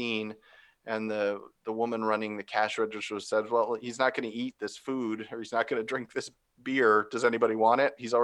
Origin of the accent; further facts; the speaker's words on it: Phoenix, Arizona, United States; I grew up in Arizona, in Phoenix